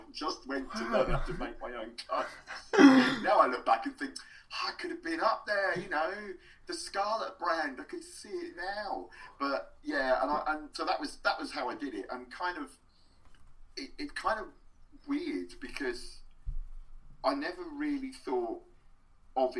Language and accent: English; Luton, East of England, United Kingdom; a pub in my hometown of Luton called the Blockers Arms